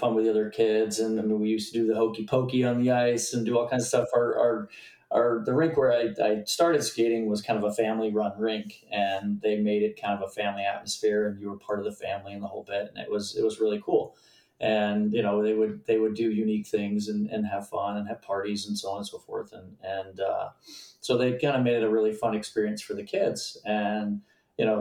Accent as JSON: {"language": "English", "area": "Cape Cod", "region": "Massachusetts", "country": "United States", "tie": "born or raised there", "said": "I grew up on Cape Cod."}